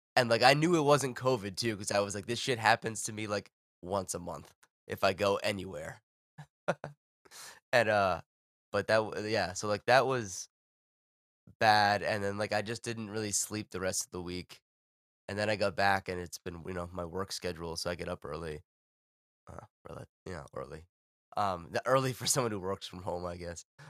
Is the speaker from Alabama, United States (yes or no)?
no; Providence or Pawtucket, Rhode Island, United States